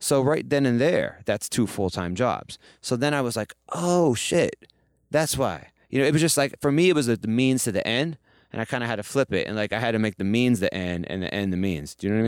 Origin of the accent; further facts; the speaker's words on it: Midwest, United States; now in New York, United States; And I came from nowhere. I came from the Midwest, like, and I moved to New York with none of those things.